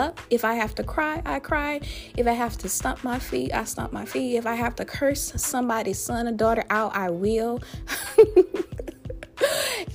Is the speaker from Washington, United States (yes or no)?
no; Louisiana, United States; my home state, that boot state of Louisiana